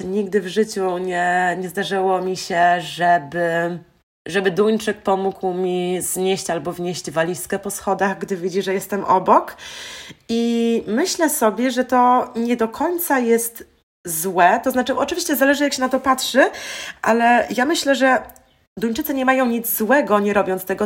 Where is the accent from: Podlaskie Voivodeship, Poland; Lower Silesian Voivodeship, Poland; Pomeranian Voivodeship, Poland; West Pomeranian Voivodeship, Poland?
Lower Silesian Voivodeship, Poland; Wrocław; moved away as an adult; also born or lived in Denmark / Aalborg, Denmark; Ja akurat jestem z Wrocławia